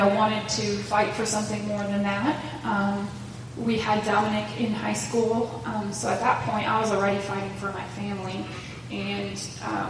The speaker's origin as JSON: {"language": "English", "town": "Plymouth", "region": "Wisconsin", "country": "United States", "tie": "born or raised there", "also_born_or_lived": "Sheboygan, Wisconsin", "said": "I also grew up in Plymouth."}